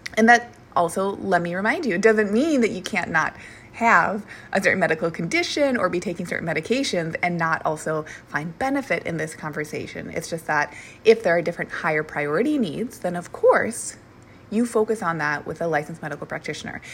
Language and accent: English; Minnesota, United States; moved away; also born or lived in Portland; I'm from Minnesota